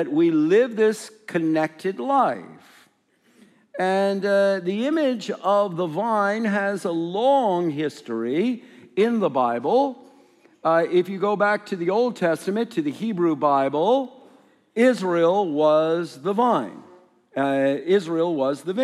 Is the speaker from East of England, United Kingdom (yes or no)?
no; Scotland, United Kingdom; I am, as you can hear, from Scotland.